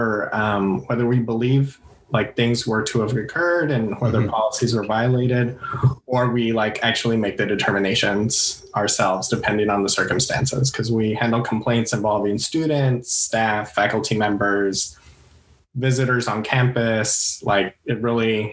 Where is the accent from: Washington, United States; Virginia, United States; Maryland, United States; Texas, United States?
Texas, United States; El Paso; moved away as an adult; also born or lived in Santa Fe, New Mexico; now in California, United States; I'm originally from El Paso, Texas. I grew up there pretty much up until I was 18, graduated from high school. Then I moved out to California